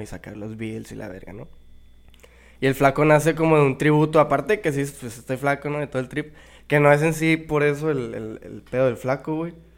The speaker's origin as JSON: {"language": "Spanish", "town": "Mexicali", "region": "Baja California", "country": "Mexico", "tie": "born or raised there", "said": "Aquí en Mexicali toda mi vida"}